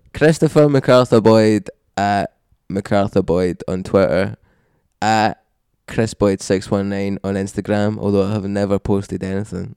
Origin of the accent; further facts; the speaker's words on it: Glasgow, Scotland, United Kingdom; I've been brought up as a Scottish person